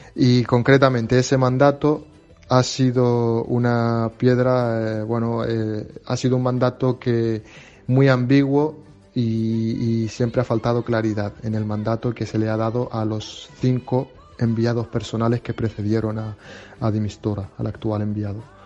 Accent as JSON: {"language": "Spanish", "country": "Western Sahara", "said": "soy refugiado saharaui"}